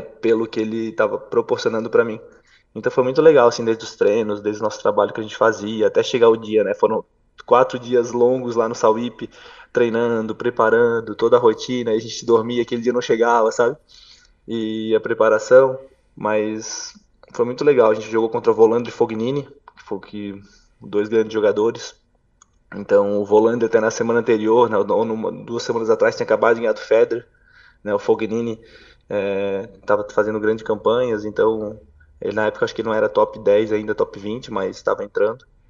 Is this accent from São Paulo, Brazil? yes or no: no; Brusque, Santa Catarina, Brazil; also born or lived in Balneário Camboriú; aos 12 anos para 13, eu fui morar em Camboriú, Balneário Camboriú, eu era sou natural de Brusque, bem próximo